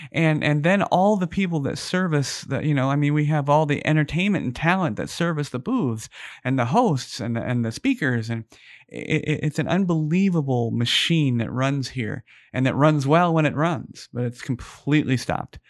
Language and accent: English; Phoenix, Arizona, United States; now in Las Vegas, United States; I'm originally from Phoenix, Arizona.